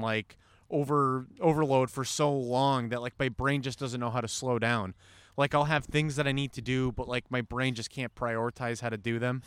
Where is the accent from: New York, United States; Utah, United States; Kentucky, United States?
New York, United States; moved away; Originally from New York